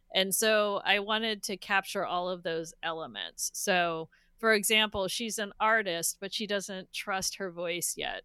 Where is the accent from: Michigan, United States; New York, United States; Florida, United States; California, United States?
California, United States; Northern; I'm from Northern California.